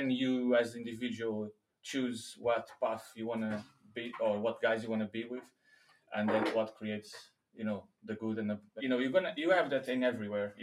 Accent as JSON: {"language": "English", "region": "Lisbon", "country": "Portugal", "moved": "yes", "lives_now": "London, United Kingdom", "said": "I'm not from here, from this country. I'm originally from Lisbon, Portugal."}